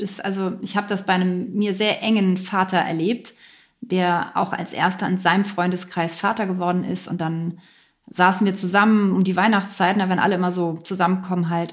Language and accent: German; Lower Saxony, Germany; moved away as an adult; also born or lived in near Hamburg; now in near Berlin, Germany; Ich bin in, aufgewachsen in Niedersachsen